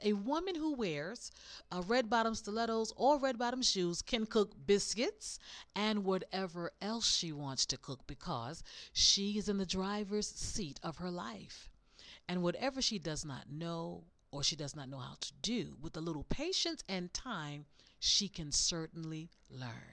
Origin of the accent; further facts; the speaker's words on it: the South, United States; I'm from the South and Southerners, we love seasonings